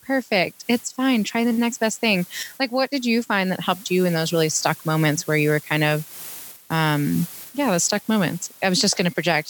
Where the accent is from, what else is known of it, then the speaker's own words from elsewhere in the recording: Pittsburgh, Pennsylvania, United States; moved away; I'm originally from Pittsburgh